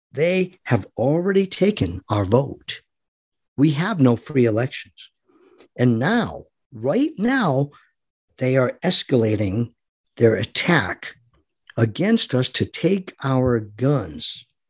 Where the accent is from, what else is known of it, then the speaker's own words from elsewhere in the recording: United States; we, as American people who love our God and love our country